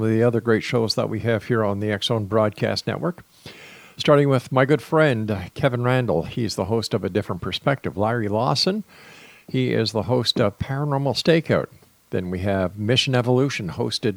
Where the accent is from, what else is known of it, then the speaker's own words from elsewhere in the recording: Montreal, Quebec, Canada; I'm from Montreal